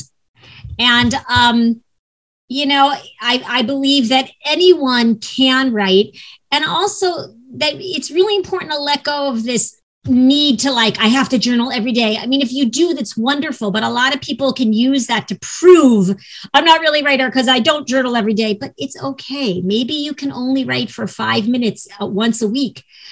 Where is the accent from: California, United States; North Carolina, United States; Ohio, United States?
Ohio, United States; now in Los Angeles, United States; Even though I live in LA, I am from Ohio.